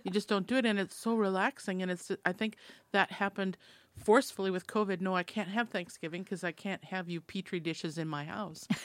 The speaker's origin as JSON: {"language": "English", "region": "Minnesota", "country": "United States", "said": "I'm from Minnesota"}